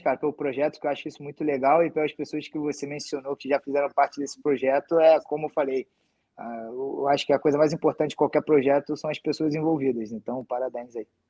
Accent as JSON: {"language": "Portuguese", "region": "Rio de Janeiro", "country": "Brazil", "said": "sou do Rio"}